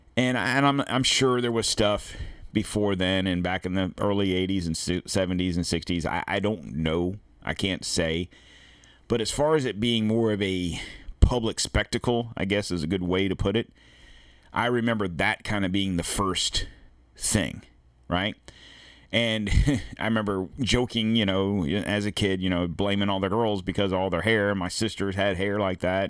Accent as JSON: {"language": "English", "country": "United States", "said": "we in America"}